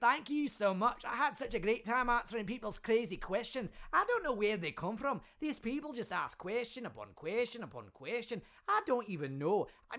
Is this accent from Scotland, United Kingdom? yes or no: yes; Scotland, United Kingdom; Well, of course I've got thoughts. I'm a Scotsman.